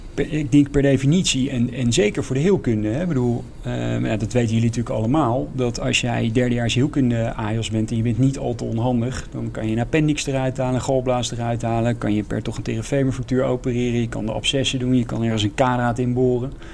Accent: Zeist, Utrecht, Netherlands; ik ben geboren in, in Zeist, in de Zeiste Bossen. Dus dat is eigenlijk vlakbij uh, bij, eh, bij Utrecht.

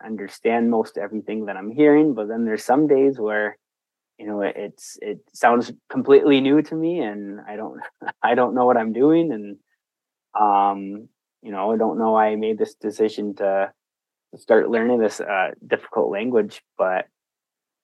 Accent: Sault Ste. Marie, Michigan, United States; now in Detroit Lakes, United States; I'm originally from the Upper Peninsula, Sault Ste. Marie, Michigan. But today I am in Detroit Lakes, Minnesota

